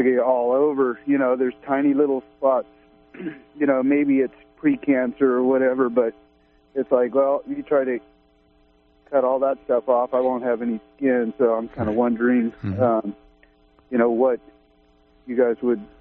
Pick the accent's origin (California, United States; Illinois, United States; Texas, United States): California, United States; Southern; now in Humboldt County, California, United States; I grew up in Southern California